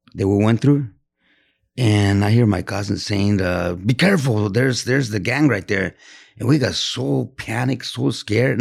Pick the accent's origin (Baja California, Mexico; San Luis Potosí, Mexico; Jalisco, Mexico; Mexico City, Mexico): Jalisco, Mexico; Teocaltitán de Guadalupe; moved away; the name of that town is Teocaltitan de Guadalupe, Jalisco